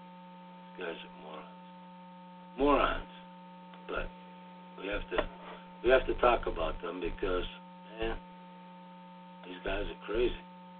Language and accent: English; New England, United States; Growing up in New England factory town provided me with some insight of what unions accomplished for everyone, including non-members.